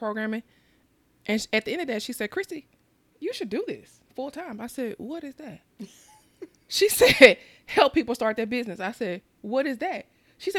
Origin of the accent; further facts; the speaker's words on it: Mississippi, United States; growing up in Mississippi, we had the necessities, but we didn't have the extra